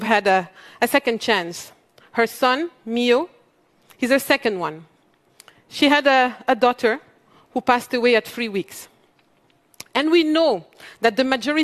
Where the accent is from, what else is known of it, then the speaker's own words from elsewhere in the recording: Mali; moved away; also born or lived in Europe; I come from Mali, one of the world's poorest countries. I grew up in a family where every dinner conversation was around social justice.